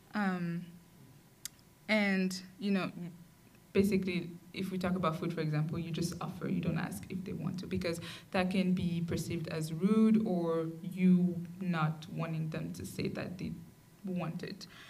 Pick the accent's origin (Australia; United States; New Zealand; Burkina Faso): Burkina Faso; I'm from Burkina Faso